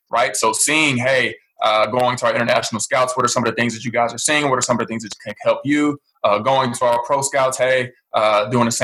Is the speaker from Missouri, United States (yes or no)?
yes; St. Louis, Missouri, United States; I was born and raised in St. Louis, Missouri